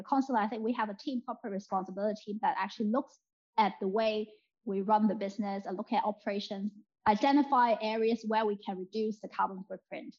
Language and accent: English; Hong Kong; now in United Kingdom; I'm from Hong Kong, I'm Chinese